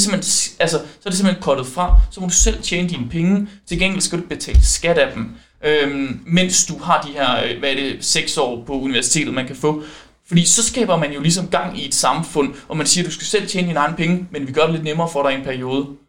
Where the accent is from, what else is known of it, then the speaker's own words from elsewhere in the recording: West Jutland, Central Denmark Region, Denmark; jeg er vestjyde